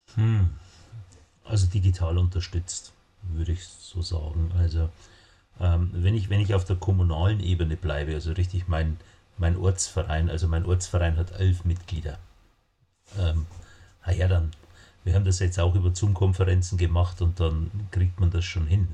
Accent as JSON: {"language": "German", "region": "Bavaria", "country": "Germany", "said": "ich komme aus Bayern"}